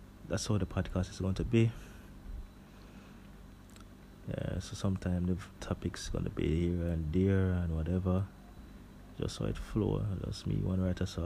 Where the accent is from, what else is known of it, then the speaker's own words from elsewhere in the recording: Jamaica; I was born in Jamaica in a little place called King Saint Martin